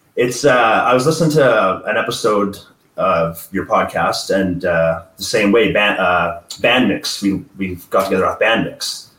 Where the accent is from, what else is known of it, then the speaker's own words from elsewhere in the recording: Edmonton, Alberta, Canada; we're from Edmonton, Alberta, Canada